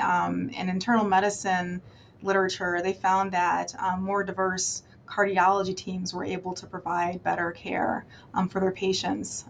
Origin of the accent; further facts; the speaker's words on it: Maryland, United States; I'm from Maryland